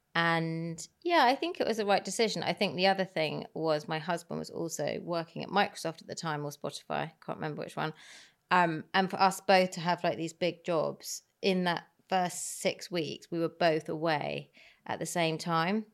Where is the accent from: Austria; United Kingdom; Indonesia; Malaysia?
United Kingdom; Herefordshire, West Midlands; growing up in Herefordshire, which is the middle of nowhere, there wasn't that much